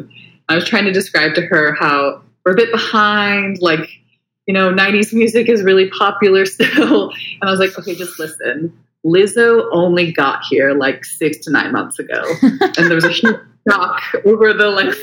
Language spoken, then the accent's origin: English; Huntington Beach, California, United States; accent: American; moved away as an adult; now in Sydney, Australia; I'm originally from California, Huntington Beach. But I came out here in 2015 to do a master's at the University of Sydney